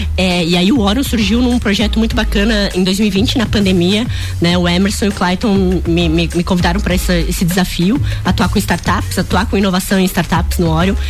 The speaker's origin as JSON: {"language": "Portuguese", "town": "Lages", "region": "Santa Catarina", "country": "Brazil", "tie": "born or raised there", "also_born_or_lived": "Florianópolis", "said": "Sou Lajana, nasci em Lages"}